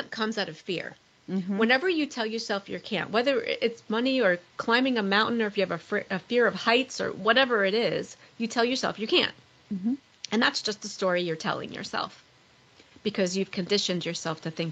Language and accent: English; Long Island, New York, United States; moved away; I'm originally from Long Island, New York.